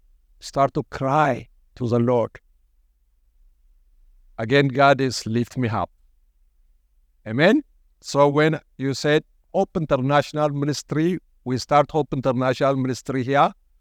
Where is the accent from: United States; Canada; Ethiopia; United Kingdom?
Ethiopia; English is a second language; now in Australia; Maybe I mentioned last time I came from Ethiopia. I immigrated to this country in 2003. I couldn't speak any English.